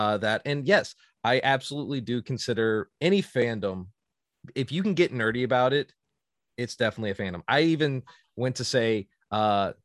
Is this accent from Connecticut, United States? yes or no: yes; Southington, Connecticut, United States; my hometown of Southington, Connecticut